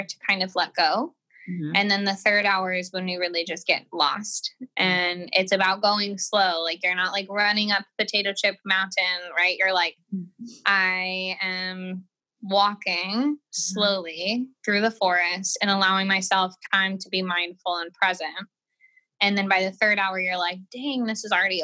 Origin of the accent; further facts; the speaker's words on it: Colorado, United States; now in California, United States; I grew up in Colorado